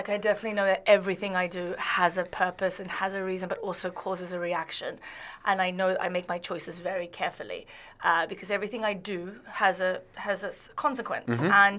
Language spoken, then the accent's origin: English; Saudi Arabia; I always say I really love Saudi, because I grew up so much in Saudi Arabia.